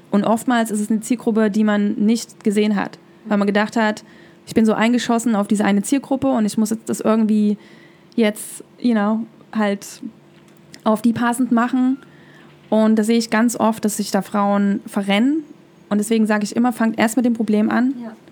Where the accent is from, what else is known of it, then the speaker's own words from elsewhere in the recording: East Germany, Germany; Also, ich bin halt in der DDR aufgewachsen, im Osten von Deutschland.